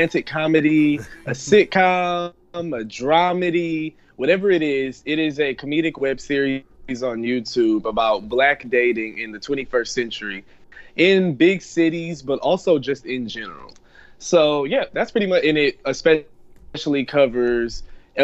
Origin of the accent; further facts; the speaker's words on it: Detroit, Michigan, United States; moved away as an adult; also born or lived in Ann Arbor, Michigan; now in New York City, United States; I'm originally from Detroit, Michigan.